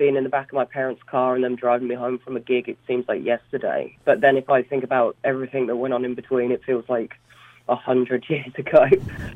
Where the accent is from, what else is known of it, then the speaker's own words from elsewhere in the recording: Solihull, West Midlands, United Kingdom; also born or lived in Black Country; I was born in the Black Country, but raised in Solihull